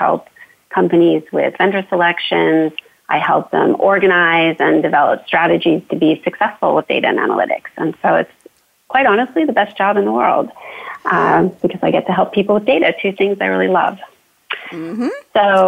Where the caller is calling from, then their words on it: Fulton, Maryland, United States; Okay, so I am in Fulton, Maryland today, outside of our nation's capital, Washington, D.C.